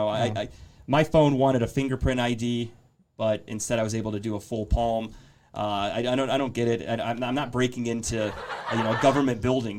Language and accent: English; Pittsburgh, Pennsylvania, United States; I'm from Pittsburgh.